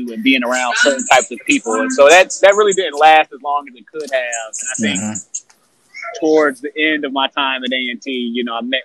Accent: Greensboro, North Carolina, United States; I was born in South Carolina, but I was raised in Greensboro

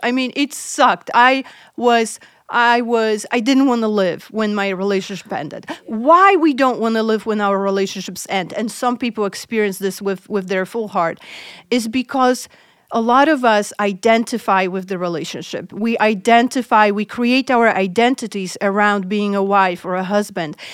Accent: Poland; moved away; I'm originally from Poland

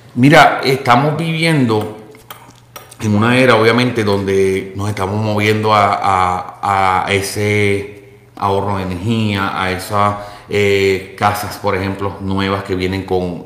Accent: Puerto Rico; moved away; Tanto tú como yo eh, y básicamente toda la producción somos puertorriqueños

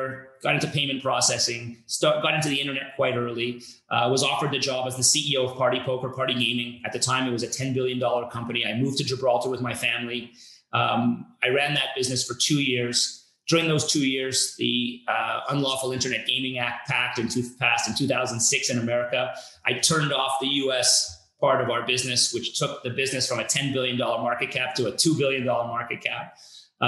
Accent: Montreal, Quebec, Canada; So I grew up in Montreal in Canada.

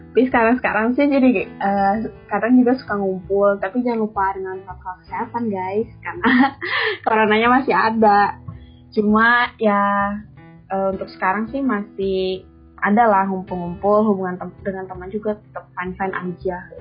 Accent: Tegal, Central Java, Indonesia; moved away as an adult; now in Bandung, Indonesia; aku dari Jawa Tengah, dari kota Tegal

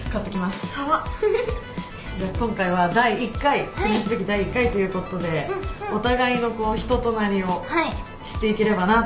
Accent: Matsusaka, Mie, Japan; あの松阪市っていう三重県の中でも中部で育ってて

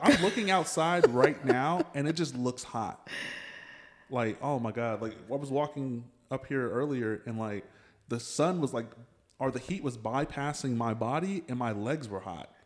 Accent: Pflugerville, Texas, United States; I grew up in Pflugerville

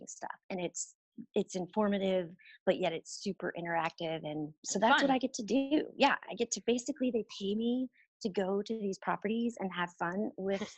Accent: Houston, Texas, United States; moved away as an adult; now in Dallas, United States; I am actually originally from Houston, Texas. That's where I was born and raised.

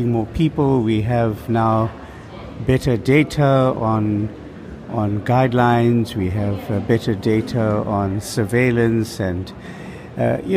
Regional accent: Durban, KwaZulu-Natal, South Africa; from Durban, South Africa

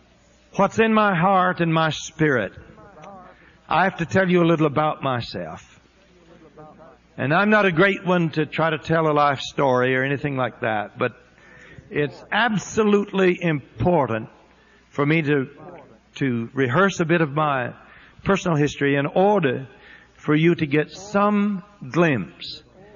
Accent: Florida, United States; born there; I was born in Northwest Florida, not too far from Pensacola, to a very poor family.

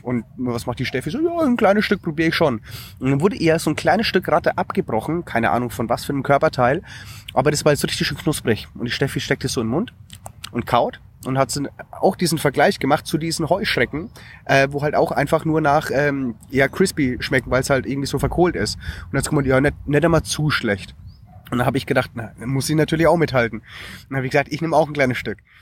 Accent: Germany; bei uns in Deutschland

